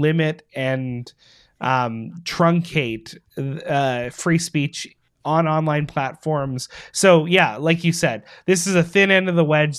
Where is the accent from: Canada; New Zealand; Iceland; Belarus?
Canada; Winnipeg, Manitoba; my hometown